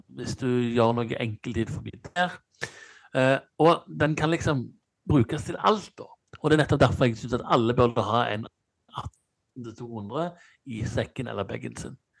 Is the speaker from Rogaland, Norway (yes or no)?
yes; Stavanger, Rogaland, Norway; moved away; når jeg bodde hjemme i Stavanger